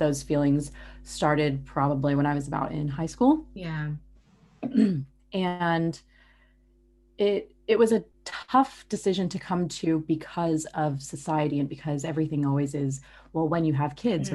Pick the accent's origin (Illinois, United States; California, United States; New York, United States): California, United States; Los Angeles; accent: American; moved away as an adult; now in Australia; I'm very obviously from Los Angeles